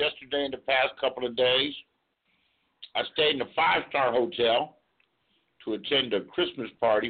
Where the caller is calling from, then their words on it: California, United States; I'm calling you from California, USA.